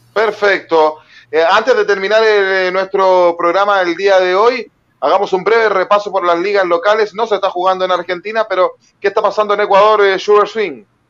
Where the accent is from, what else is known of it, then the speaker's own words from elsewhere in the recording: Chile; como chileno